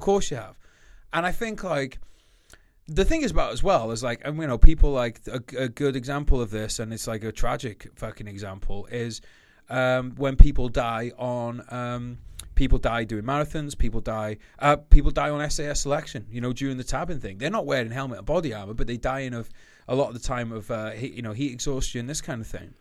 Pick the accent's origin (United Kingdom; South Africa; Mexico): United Kingdom; We're Brit, we're Great Britain.